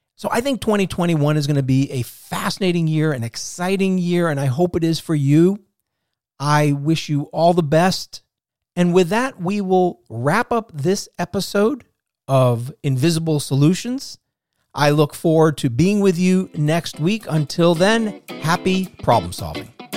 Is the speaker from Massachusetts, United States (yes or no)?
yes; Boston, Massachusetts, United States; moved away; I'm from the Boston area originally.